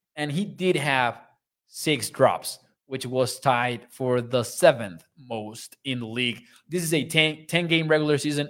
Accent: Mexico; born or raised there

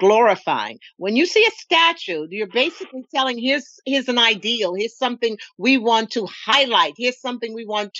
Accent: the South, United States; I'm from the South

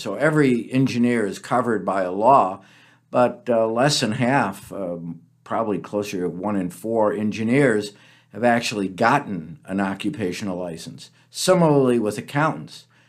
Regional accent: Peoria, Illinois, United States; moved away as an adult; also born or lived in Kansas / Washington, D.C.; now in Minnesota, United States; I grew up in Peoria

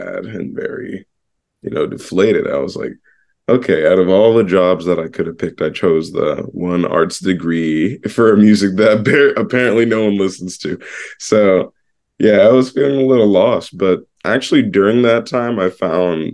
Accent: St. Cloud, Florida, United States; also born or lived in Suffern, New York / Orlando; now in New York City, United States; I grew up in this really small country-esque town called St. Cloud

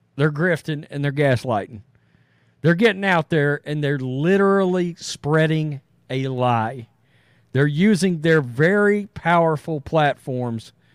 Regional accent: East Texas, United States; I'm some redneck from East Texas

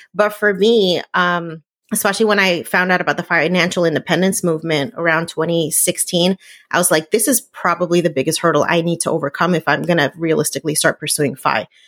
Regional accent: New Jersey, United States; I grew up in New Jersey

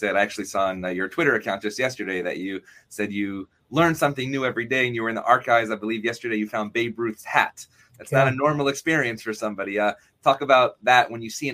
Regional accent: Syracuse, New York, United States; growing up in Syracuse

